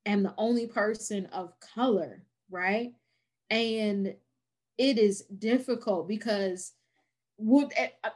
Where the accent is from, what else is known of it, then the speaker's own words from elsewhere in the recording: Virginia, United States; Virginia. I live in Central Virginia, like right outside of Charlottesville